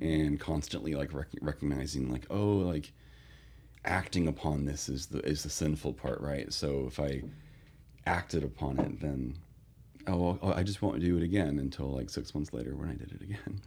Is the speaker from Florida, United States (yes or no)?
no; Northern California, United States; I grew up in Northern California